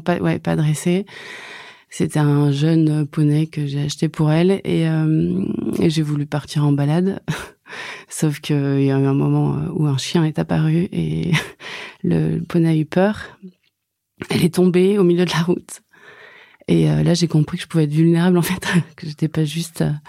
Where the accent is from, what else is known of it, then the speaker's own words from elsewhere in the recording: Brittany, France; je suis bretonne